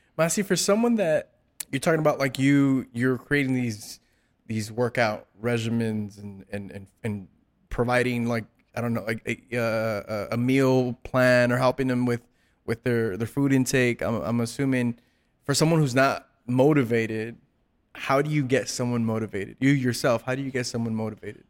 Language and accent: English; South Gate, California, United States; I grew up in Southgate.